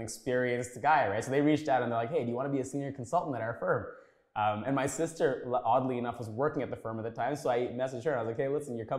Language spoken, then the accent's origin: English; Scarborough, Ontario, Canada; also born or lived in Sri Lanka / Waterloo; I grew up in Scarborough, yeah. I mean, so I was born in Sri Lanka. My family came here in 93. Mm. We lived in Tuxedo Court, Marco and Ellesmere, family of eight. That's kind of where I grew up there.